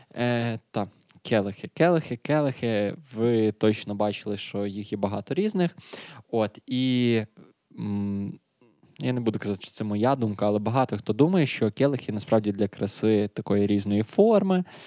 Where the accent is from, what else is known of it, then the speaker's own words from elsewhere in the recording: Lviv, Lviv Oblast, Ukraine; ми ж зі Львова